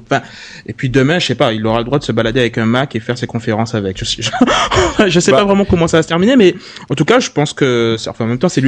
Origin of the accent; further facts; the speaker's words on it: Guadeloupe, France; non, mais moi je viens de la Guadeloupe, tu sais, donc à part la compagnie